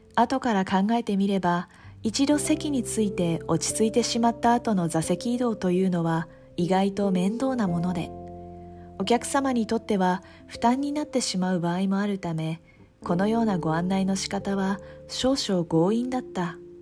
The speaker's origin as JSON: {"language": "Japanese", "country": "Japan", "tie": "born or raised there", "said": "私たちは生まれ育った日本という国"}